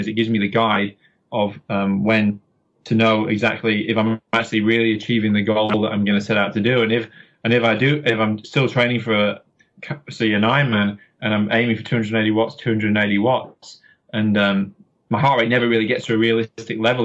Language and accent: English; Yorkshire and the Humber, United Kingdom; now in Auckland, New Zealand; I'm from Yorkshire in England